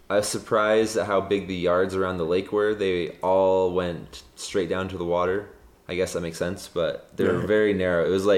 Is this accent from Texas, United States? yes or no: no; South Jordan, Utah, United States; also born or lived in Sandy, Utah / Idaho; So I grew up in South Jordan, Utah, which is about 20 miles south of downtown Salt Lake. It's still considered Salt Lake, but it's, you know, it's an incorporated town on the outskirts.